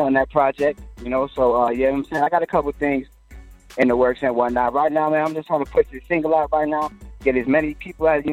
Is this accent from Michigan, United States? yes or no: no; Florida, United States; also born or lived in New Jersey; I came to Florida when I was like a year or 2 years old